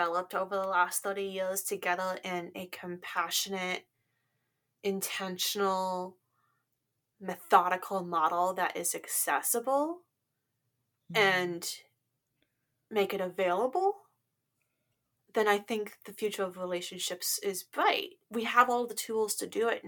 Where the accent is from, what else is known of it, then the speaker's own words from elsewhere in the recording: West Coast, United States; I'm from the West Coast